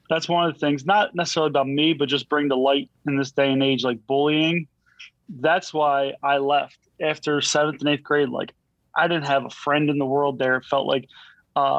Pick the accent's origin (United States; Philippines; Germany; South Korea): United States; Blue Bell, Pennsylvania; I grew up in Bluebell